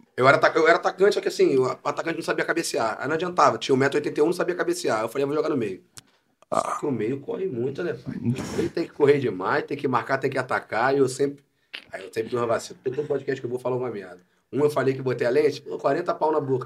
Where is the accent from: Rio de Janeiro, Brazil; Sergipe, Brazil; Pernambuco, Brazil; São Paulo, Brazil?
Rio de Janeiro, Brazil; São Gonçalo; born or raised there; also born or lived in Niterói